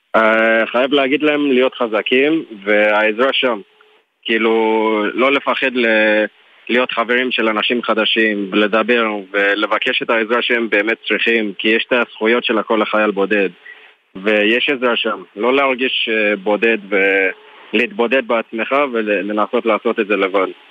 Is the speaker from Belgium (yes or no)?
no; Johannesburg, Gauteng, South Africa; Hebrew is a second language; moved away as an adult; now in Israel; אני בעיקרון מדרום אפריקה